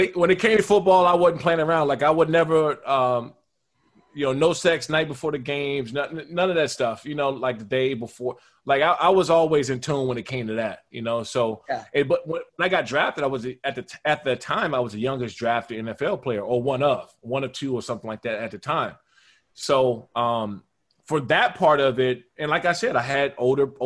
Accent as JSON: {"language": "English", "town": "Washington, D.C.", "country": "United States", "also_born_or_lived": "Maryland", "moved": "yes", "said": "I come from Maryland and Washington, D.C. area. I come from Chocolate City"}